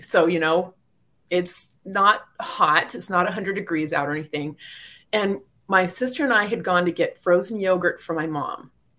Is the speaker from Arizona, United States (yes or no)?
yes; Arizona, United States; moved away; And I grew up in Arizona.